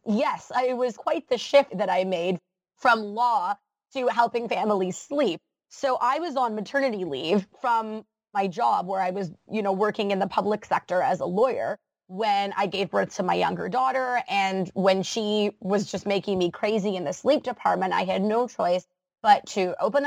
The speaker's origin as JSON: {"language": "English", "country": "Canada", "said": "as a Canadian"}